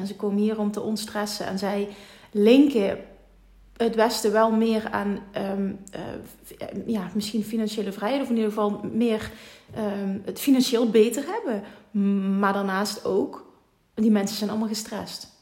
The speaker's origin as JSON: {"language": "Dutch", "region": "Limburg", "country": "Netherlands", "accent": "Limburg", "said": "wij komen uit Limburg. Je hoort dus een vet accent"}